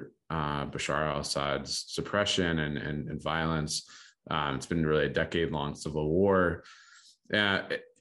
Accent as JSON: {"language": "English", "country": "United States", "said": "as an American"}